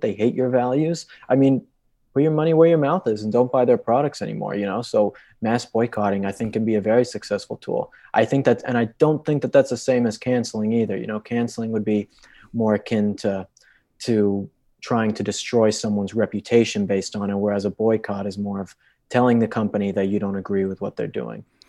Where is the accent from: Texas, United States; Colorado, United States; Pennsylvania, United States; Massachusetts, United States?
Colorado, United States; I grew up in Colorado my entire life